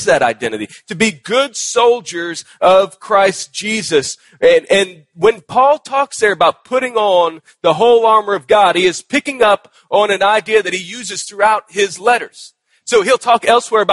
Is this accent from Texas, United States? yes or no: yes; Texas, United States; moved away; my home state of Texas